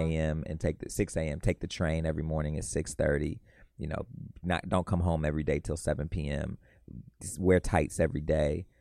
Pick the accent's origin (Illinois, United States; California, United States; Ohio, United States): Illinois, United States; west suburbs of Chicago; I'm from the west suburbs of Chicago. I claim Chicago, though, because I went to high school downtown Chicago